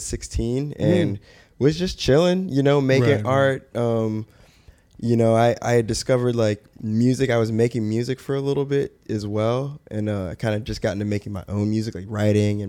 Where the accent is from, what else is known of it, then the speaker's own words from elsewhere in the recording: Greensboro, North Carolina, United States; moved away as an adult; also born or lived in Savannah, Georgia; now in Los Angeles, United States; I'm from Greensboro, North Carolina.